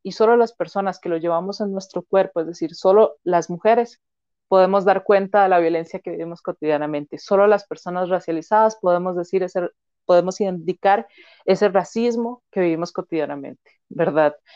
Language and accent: Spanish; Turrialba, Cartago, Costa Rica; also born or lived in Limón; yo nací en Limón, pero yo no crecí en Limón, crecí en Cartago, ¿verdad? En Turrialba principalmente